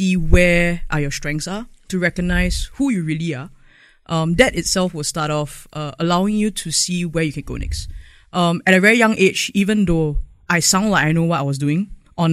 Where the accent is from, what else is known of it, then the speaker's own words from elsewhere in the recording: Singapore; I actually became more prouder and prouder of being a Singaporean